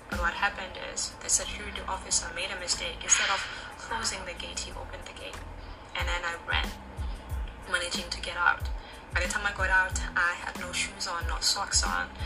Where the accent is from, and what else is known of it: South Africa; now in Shanghai, China